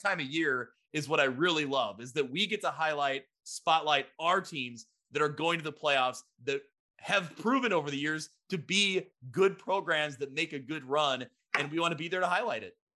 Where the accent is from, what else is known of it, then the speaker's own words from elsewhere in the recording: Ottawa, Illinois, United States; also born or lived in Carbondale, Illinois; Ottawa, Illinois, my hometown paper